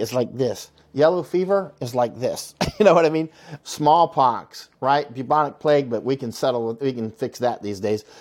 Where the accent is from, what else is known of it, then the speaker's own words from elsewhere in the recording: Florida, United States; I'm from Florida